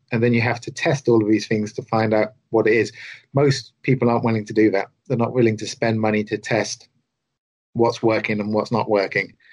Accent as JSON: {"language": "English", "region": "the south of England", "country": "United Kingdom", "said": "as a southerner"}